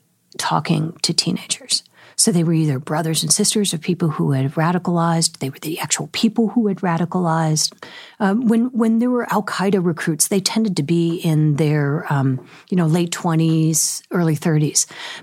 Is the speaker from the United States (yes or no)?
yes; San Francisco Bay Area, California, United States; So I grew up in the San Francisco Bay Area, and so I grew up sailing.